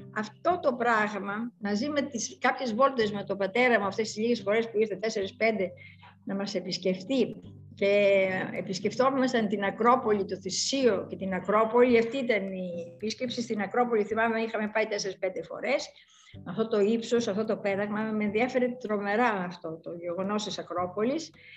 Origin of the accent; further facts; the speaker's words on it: Larissa, Thessaly, Greece; also born or lived in Athens; Έζησα σε ένα τέτοιο, ας πούμε, περιβάλλον, ας πούμε, της Λάρισσας, τα 12 χρόνια του σχολείου